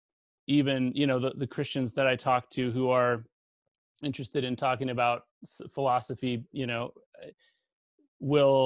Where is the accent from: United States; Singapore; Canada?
Canada; I'm from Canada